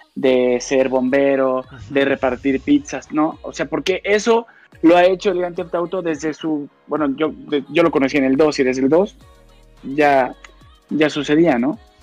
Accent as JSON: {"language": "Spanish", "country": "Mexico", "said": "Yo soy mexicano"}